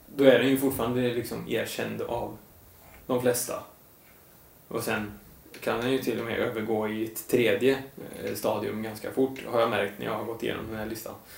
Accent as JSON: {"language": "Swedish", "town": "Lidköping", "region": "Västra Götaland", "country": "Sweden", "tie": "born or raised there", "said": "jag är ju uppväxt i Lidköping"}